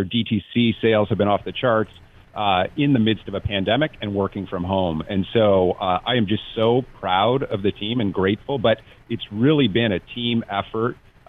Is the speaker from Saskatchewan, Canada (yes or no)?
no; Toronto, Ontario, Canada; now in Santa Barbara, United States; I grew up in Toronto, so I think I've paid my dues when it comes to snow and the cold and all of those things.